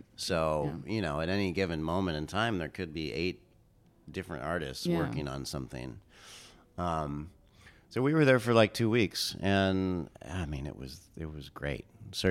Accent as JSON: {"language": "English", "region": "California", "country": "United States", "tie": "born or raised there", "said": "I grew up in Southern California, and I spent a lot of time out in the desert, out in Joshua Tree, and driving through the Southwest."}